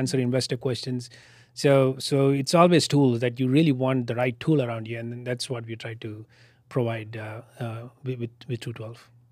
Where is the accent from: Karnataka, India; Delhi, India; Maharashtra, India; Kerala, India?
Karnataka, India; Bangalore; moved away as an adult; now in Austin, United States; my hometown in Bangalore